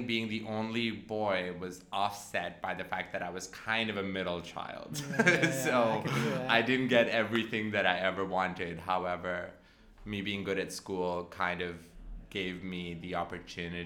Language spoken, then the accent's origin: English; Pakistan; moved away as an adult; also born or lived in Canberra, Australia; now in Australia; I'm originally from Pakistan